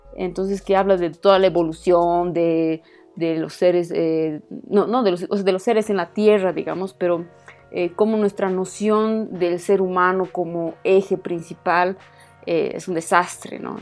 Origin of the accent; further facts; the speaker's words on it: Bolivia; soy boliviana